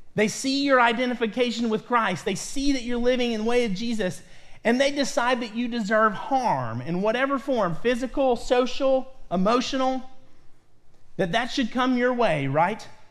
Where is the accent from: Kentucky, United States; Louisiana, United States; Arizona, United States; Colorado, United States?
Kentucky, United States; Lexington; now in Ohio, United States; grew up in my, most of my early life in central Kentucky, in Lexington, Kentucky